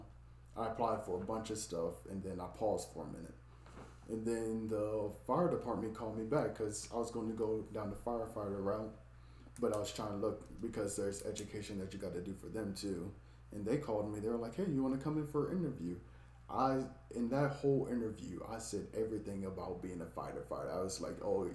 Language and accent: English; Maryland, United States; I'm from Maryland